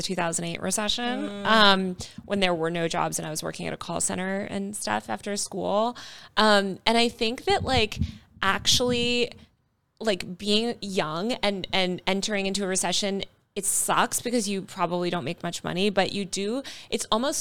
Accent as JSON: {"language": "English", "region": "New York", "country": "United States", "tie": "born or raised there", "said": "It's my hometown. I was born there."}